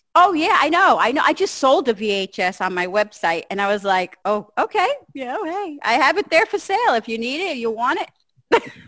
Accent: New Jersey, United States; I'm from Jersey

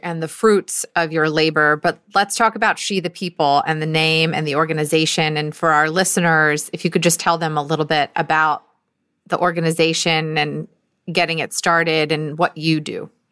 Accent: Georgia, United States; I'm from Georgia

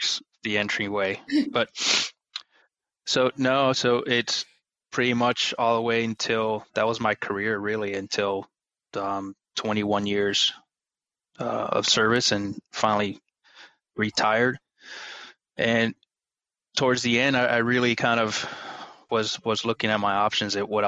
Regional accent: Aguas Buenas, Puerto Rico; moved away as an adult; I grew up back in Puerto Rico in a small little farm town, Aguas Buenas.

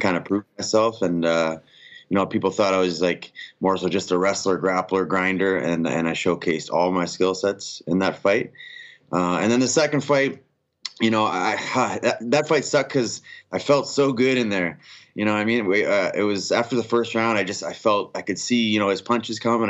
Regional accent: Canada

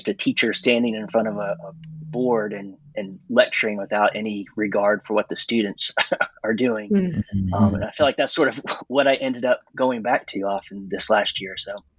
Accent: Georgia, United States; So I grew up in North Georgia in a small rural area.

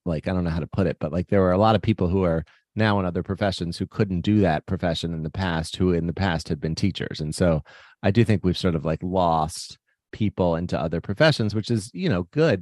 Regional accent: Baltimore, Maryland, United States; I grew up in Baltimore

